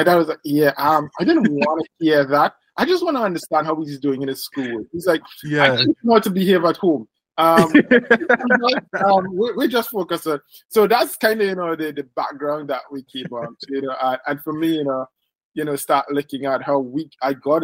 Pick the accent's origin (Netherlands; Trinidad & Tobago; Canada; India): Trinidad & Tobago; I was born in Trinidad and Tobago in the Caribbean.